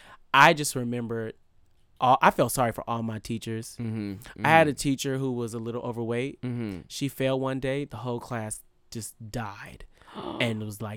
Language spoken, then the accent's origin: English; Vallejo, California, United States; I'm from Vallejo.